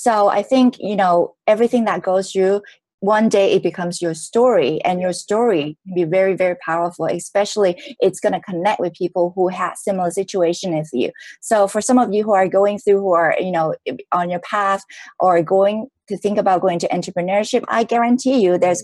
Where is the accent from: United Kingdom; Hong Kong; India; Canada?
Hong Kong; I was born in Hong Kong from a middle class family.